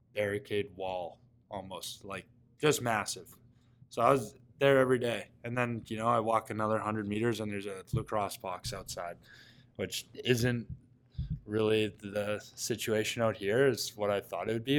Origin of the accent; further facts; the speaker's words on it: Coquitlam, British Columbia, Canada; moved away; growing up in Coquitlam, it's a hotbed for lacrosse out west.